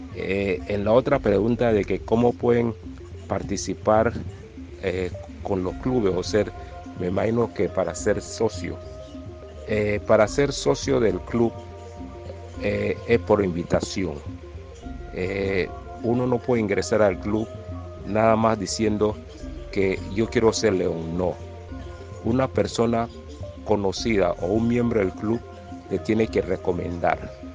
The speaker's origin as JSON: {"language": "Spanish", "region": "Colón", "country": "Panama", "said": "como somos de Colón del área"}